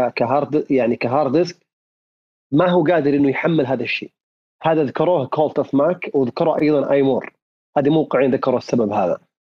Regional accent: Saudi Arabia; عندنا في السعوديه

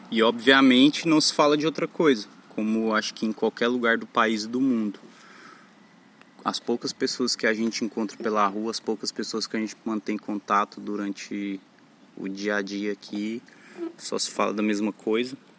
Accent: Mineiros, Goiás, Brazil; moved away as an adult; now in Florianópolis, Brazil; Eu sou natural da cidade de Mineiros, Goiás, mas atualmente há uns dois meses eu estou morando em Florianópolis

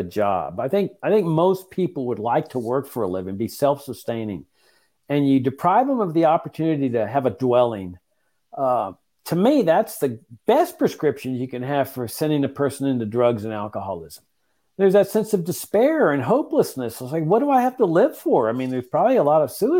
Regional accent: Laredo, Texas, United States; In my hometown, when I got back to practice law of Laredo, Texas

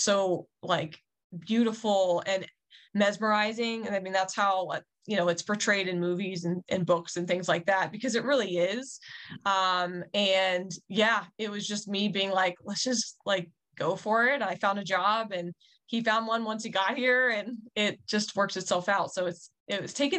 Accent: Winchester, Virginia, United States; moved away as an adult; also born or lived in Washington, D.C. area; now in Montana, United States; I grew up in Winchester, and it's only really an hour from the DC area

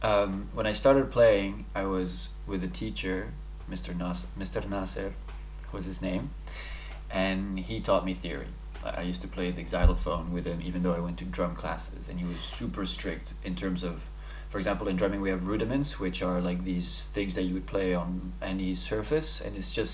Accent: Dubai, United Arab Emirates; also born or lived in Paris, France; So, as you said, I'm French Lebanese. I was born in Paris. I'm Lebanese parents. And I moved to Dubai when I was 6 years old.

